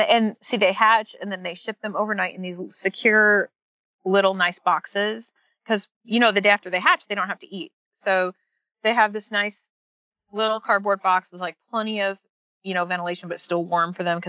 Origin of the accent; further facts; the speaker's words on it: Seattle, Washington, United States; now in Hickory, United States; I'm a transplant from Seattle, but I've also lived all over the country, like literally several major cities. But I really feel at home in Hickory